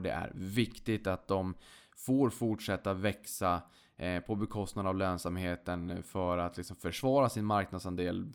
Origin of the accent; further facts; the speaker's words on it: Boden, Norrbotten County, Sweden; jag kommer från Boden, man hade inte så mycket annat roligt för sig så att man hängde väl på låset där då